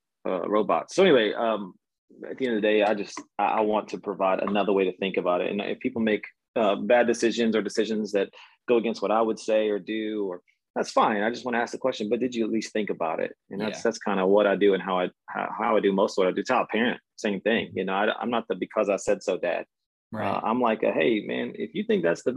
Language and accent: English; Texas, United States; moved away as an adult; also born or lived in Denver / Charlotte / Orlando; born and raised in Texas, took a lap around from Denver, Charlotte, Orlando, and now I'm back in Texas